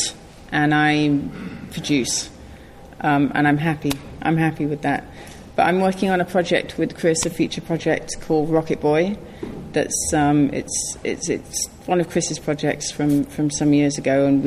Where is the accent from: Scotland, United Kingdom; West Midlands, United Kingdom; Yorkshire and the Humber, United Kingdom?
Yorkshire and the Humber, United Kingdom; It played in my hometown in Yorkshire